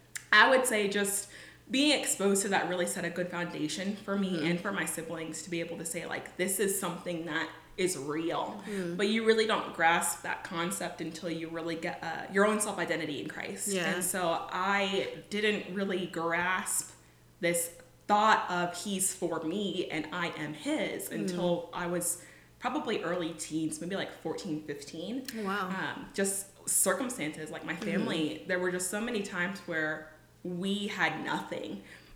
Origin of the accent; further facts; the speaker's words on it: California, United States; California. It's an hour outside of LA. It's between LA and the Big Bear Mountains. It is a real place. I grew up on Glendale